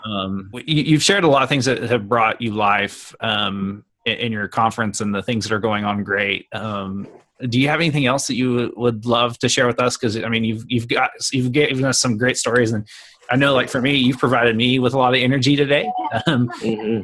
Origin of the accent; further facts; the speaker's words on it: Oklahoma, United States; I'm born and raised in Oklahoma and have ministered in Oklahoma all my career